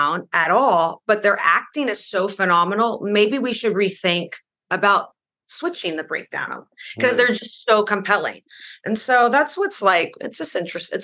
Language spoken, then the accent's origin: English; Latvia; moved away; I grew up in Latvia